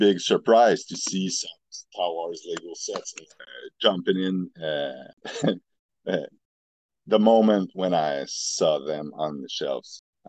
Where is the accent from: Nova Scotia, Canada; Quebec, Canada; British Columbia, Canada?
Quebec, Canada; Montreal; I'm from Montreal, Quebec, Canada.